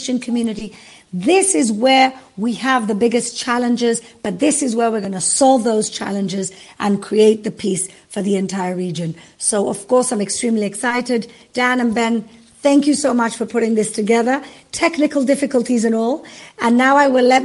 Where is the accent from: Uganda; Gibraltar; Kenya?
Gibraltar; I come from Gibraltar, which is opposite Morocco. My mom's from Morocco